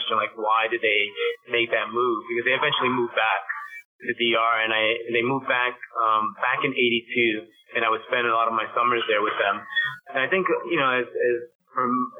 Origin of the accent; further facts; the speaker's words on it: New York City, New York, United States; they settled on the Upper West Side by 85th Street, and that's where I grew up.